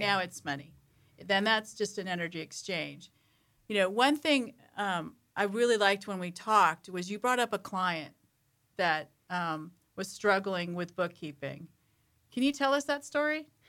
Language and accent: English; San Diego, California, United States; moved away as an adult; also born or lived in Boston; I lived in San Diego when I grew up.